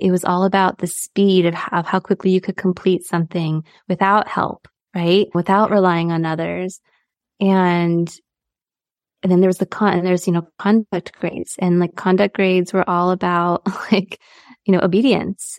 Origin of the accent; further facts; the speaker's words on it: San Diego, California, United States; I, I grew up in San Diego, right by the border